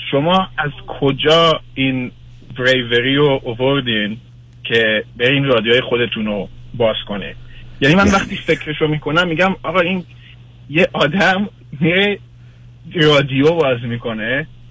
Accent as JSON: {"language": "Persian", "country": "Israel", "tie": "born or raised there", "also_born_or_lived": "Iran", "moved": "as an adult", "lives_now": "United States", "said": "من ایران به دنیا آمدم ولی در اسرائیل بزرگ شدم و سن 22 سالگی اومدم آمریکا"}